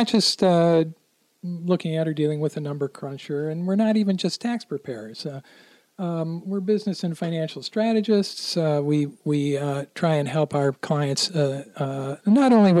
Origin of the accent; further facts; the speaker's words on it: Midwest, United States; moved away as an adult; also born or lived in Miami, Florida; now in Melbourne, United States; I'm originally from the Midwest, but my wife and I lived in Miami for about 7 years